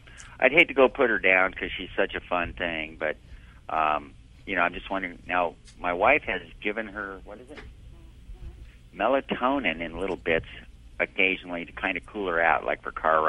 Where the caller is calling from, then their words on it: Kamiah, Idaho, United States; Kamiai, Idaho.